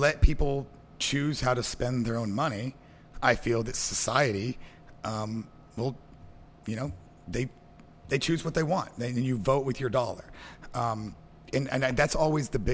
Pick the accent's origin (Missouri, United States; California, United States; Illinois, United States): Missouri, United States; Southwest; I'm from Southwest Missouri